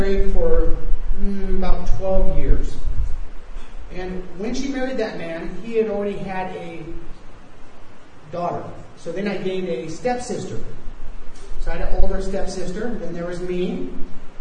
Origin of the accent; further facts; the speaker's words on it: United States; moved away; I am from the States